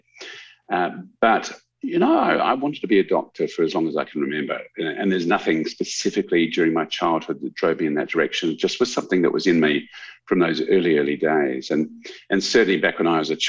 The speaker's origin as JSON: {"language": "English", "town": "Canberra", "region": "Australian Capital Territory", "country": "Australia", "tie": "born or raised there", "moved": "as an adult", "lives_now": "Adelaide, Australia", "said": "I grew up in Canberra, and I was born in Adelaide, but Dad got a job with a CSIRO when I was five. So I grew up in Canberra, went to school in Canberra"}